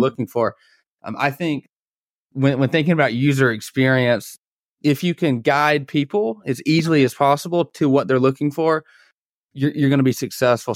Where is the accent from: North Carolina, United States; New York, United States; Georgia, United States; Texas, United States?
Georgia, United States; Atlanta; I'm from the Atlanta area